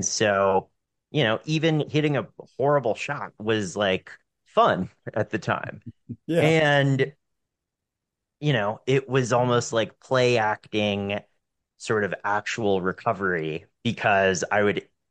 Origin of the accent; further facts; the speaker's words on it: Western North Carolina, United States; moved away as an adult; I moved back to where I grew up in Western North Carolina.